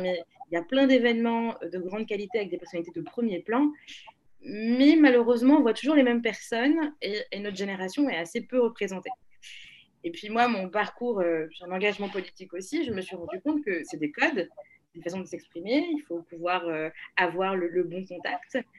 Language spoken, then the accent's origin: French; Lomé, Maritime, Togo; moved away as an adult; now in France; je suis née, j'ai grandi à Lomé.